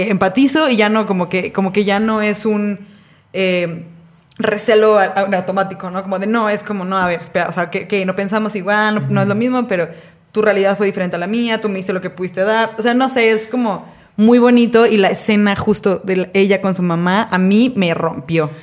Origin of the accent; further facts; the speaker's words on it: Mexico; como mexicanos que somos, eh, vivimos en un país donde la cultura está muy arraigada